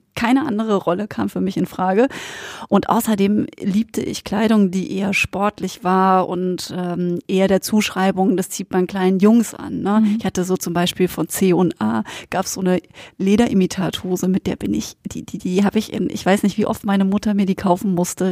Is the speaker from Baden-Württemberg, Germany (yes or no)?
yes; Black Forest, Baden-Württemberg, Germany; ich bin aus dem Schwarzwald.